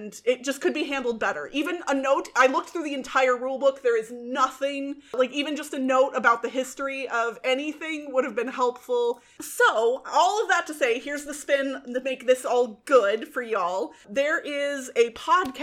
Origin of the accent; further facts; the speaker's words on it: United States; Being an American